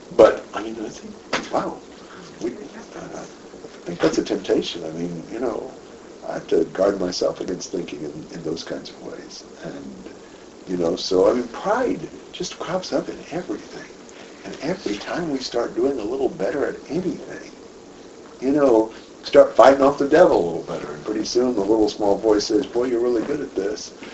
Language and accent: English; United States; me being American